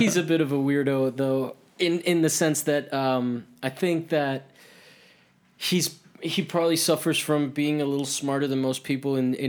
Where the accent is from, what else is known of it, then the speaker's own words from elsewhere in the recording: Miami, Florida, United States; now in Los Angeles, United States; I come from Miami, which also has like its griminess.